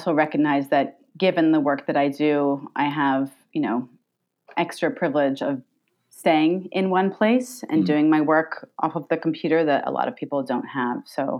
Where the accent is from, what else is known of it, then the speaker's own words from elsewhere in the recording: New York, United States; I grew up here in Long Island